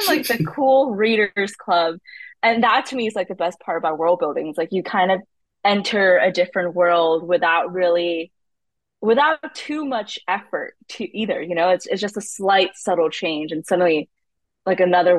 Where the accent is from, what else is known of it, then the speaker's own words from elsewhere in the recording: United States; I am a Indian American author who loves mythologies, loves old myths, not just from India, but from all across the world